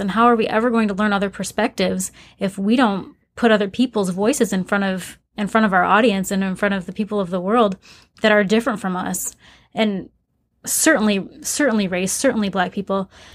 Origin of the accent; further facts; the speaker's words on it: Flint, Michigan, United States; I grew up in Flint, Michigan